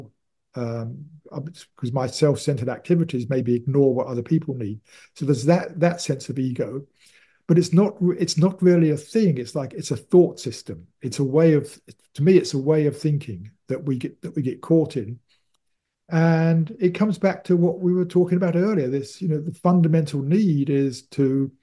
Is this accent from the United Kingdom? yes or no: yes; United Kingdom; I am British